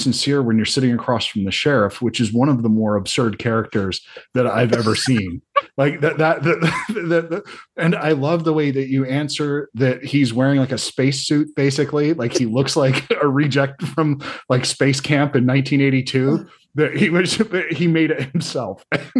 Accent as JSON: {"language": "English", "region": "the South", "country": "United States", "said": "I'm from the South"}